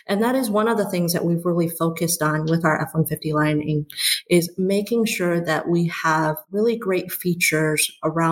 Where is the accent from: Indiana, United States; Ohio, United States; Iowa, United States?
Indiana, United States; West Lafayette; moved away as an adult; also born or lived in China; now in Michigan, United States; I was born in China, and I moved here when I was 8 years old with my parents who were here for school, and grew up in Indiana in West Lafayette